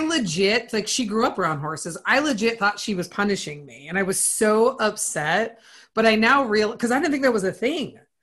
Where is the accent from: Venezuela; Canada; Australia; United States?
United States; Minnesota; I grew up on a farm. I grew up in Minnesota